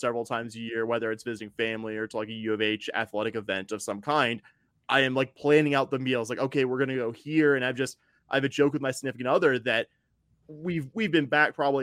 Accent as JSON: {"language": "English", "town": "Houston", "region": "Texas", "country": "United States", "tie": "born or raised there", "moved": "as an adult", "said": "I'm somebody who moved far away from Houston, even though it is my hometown"}